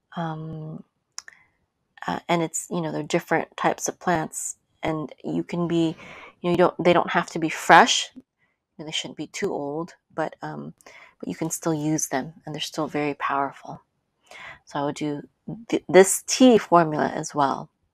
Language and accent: English; Philippines; I'm Filipino